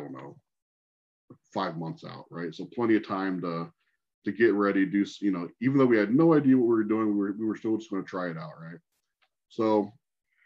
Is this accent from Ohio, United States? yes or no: yes; Port Clinton, Ohio, United States; also born or lived in Toledo, Ohio; I was still at home, which is Port Clinton, which is 25 minutes from Sandusky